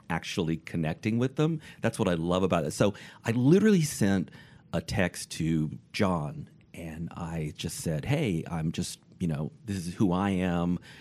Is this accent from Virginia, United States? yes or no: yes; Richmond, Virginia, United States; moved away; also born or lived in Michigan; I'm from Richmond, Virginia